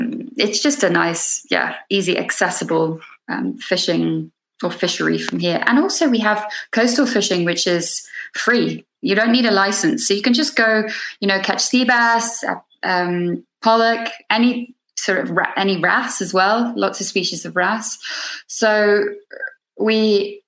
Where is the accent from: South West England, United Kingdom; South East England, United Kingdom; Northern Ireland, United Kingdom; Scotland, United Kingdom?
South West England, United Kingdom; the Cotswolds; also born or lived in London; I was born in London, and then when I was 2 years old, we moved to a place called the Cotswolds, which is sort of in the countryside, but 2 hours away from London